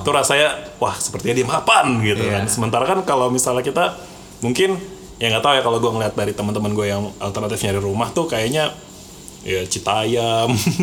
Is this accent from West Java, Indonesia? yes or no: yes; Bogor Regency, West Java, Indonesia; gua dari Kabupaten Bogor